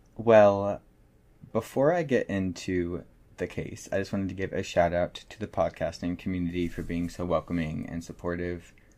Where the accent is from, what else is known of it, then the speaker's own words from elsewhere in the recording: Morgantown, West Virginia, United States; my hometown, Morgantown, West Virginia